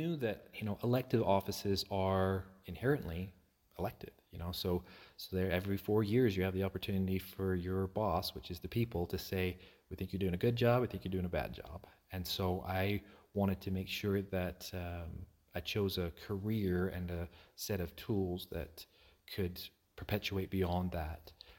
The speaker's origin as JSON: {"language": "English", "town": "Aberdeen", "region": "Scotland", "country": "United Kingdom", "tie": "born or raised there", "said": "Yeah, I grew up in Aberdeen, Scotland. And so I'm been there my whole life."}